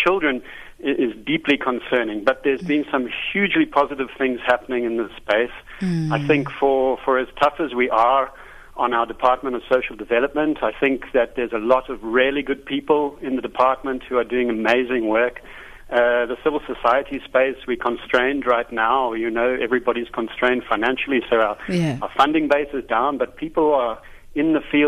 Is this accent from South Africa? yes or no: yes; South Africa; growing up in South Africa